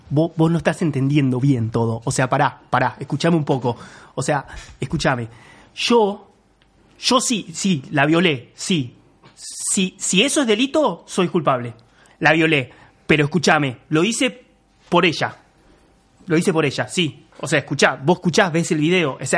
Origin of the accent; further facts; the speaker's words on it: Canning, Buenos Aires Province, Argentina; also born or lived in Banfield; O sea, todo mal, pero yo viví nada. Cuatro años en Banfield. Yo soy de Canning. Soy el cheto de Canning en todo caso.